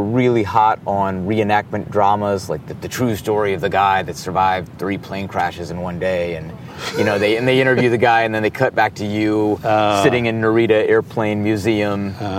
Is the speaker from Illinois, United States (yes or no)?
yes; Peoria, Illinois, United States; Illinois, Peoria, Illinois.